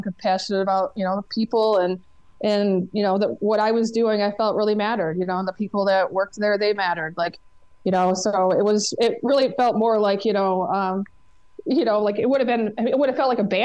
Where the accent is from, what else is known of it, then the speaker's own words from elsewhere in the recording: Michigan, United States; moved away as an adult; now in Los Angeles, United States; I've been here 23 years. I'm originally from Michigan